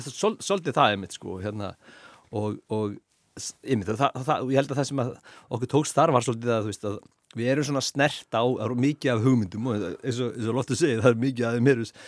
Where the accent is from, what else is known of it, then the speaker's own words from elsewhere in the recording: Hafnarfjörður, Capital Region, Iceland; ég er úr Hafnafjörðu